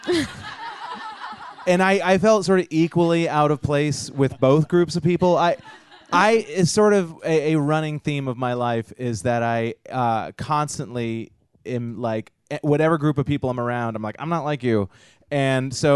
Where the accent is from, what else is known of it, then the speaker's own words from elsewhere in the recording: suburban Massachusetts, United States; I grew up in suburban Massachusetts